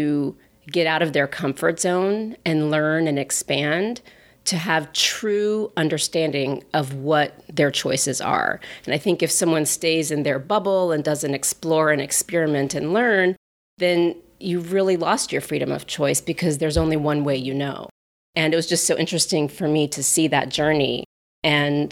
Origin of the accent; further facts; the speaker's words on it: Florida, United States; now in New York City, United States; I was born right after they came to this country and was raised in Florida